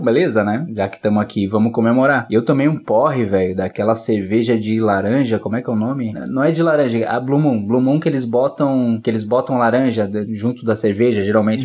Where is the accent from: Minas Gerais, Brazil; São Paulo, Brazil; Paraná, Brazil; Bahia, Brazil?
Paraná, Brazil; Curitiba; now in Florianópolis, Brazil; Eu também sou de Curitiba